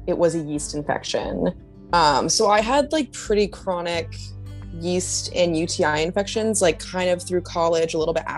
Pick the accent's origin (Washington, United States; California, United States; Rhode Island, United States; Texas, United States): Rhode Island, United States; Providence; now in New York City, United States; I'm originally from Providence, Rhode Island, but I live in New York City now